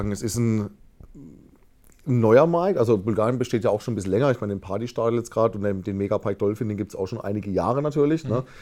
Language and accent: German; Balearic Islands, Spain; ich bin auf Mallorca groß geworden, sage ich mal.